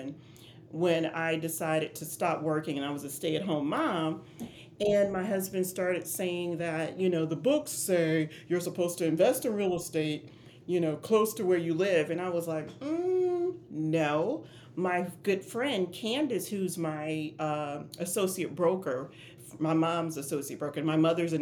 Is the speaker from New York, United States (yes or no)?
no; Louisiana, United States; now in Virginia, United States; I am born and raised in Louisiana.